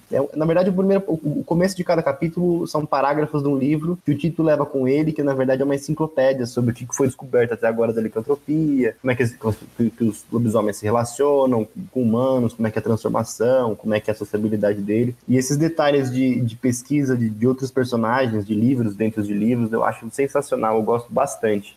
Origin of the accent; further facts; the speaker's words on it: São Paulo, Brazil; eu sou de São Paulo